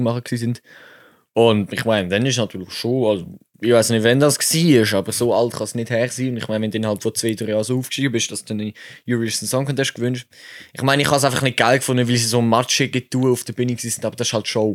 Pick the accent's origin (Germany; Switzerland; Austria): Switzerland; ich als Schweizer